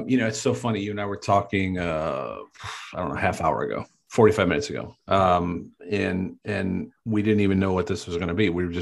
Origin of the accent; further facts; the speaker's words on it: Cleveland, Ohio, United States; I'm from Cleveland, so I have a tendency to get very Cleveland, or as I call it, my 216